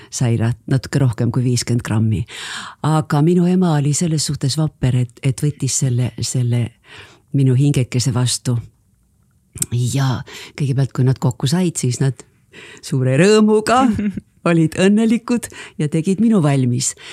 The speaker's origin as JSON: {"language": "Estonian", "town": "Ulyanovsk", "region": "Ulyanovsk Oblast", "country": "Russia", "tie": "born there", "said": "nii et mina olen sündinud Uljanovskis neljakümne kolmandal aastal, aga muidugi sel ajal väga paljud, paljud eestlased, kes sinna sattusid, kartsid sünnitada"}